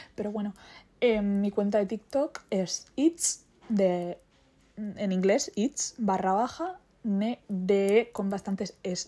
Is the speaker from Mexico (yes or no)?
no; Basque Country, Spain; soy vasca